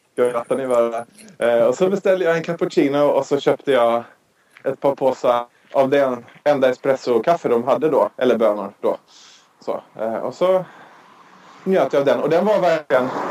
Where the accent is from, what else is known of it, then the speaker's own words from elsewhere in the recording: Sweden; vi svenskar